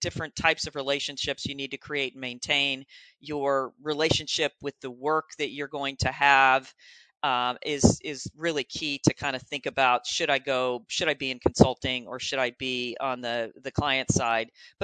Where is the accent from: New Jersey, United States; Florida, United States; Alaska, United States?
Florida, United States; moved away as an adult; now in Columbus, United States; I'm in Columbus, Ohio now, but I grew up in Florida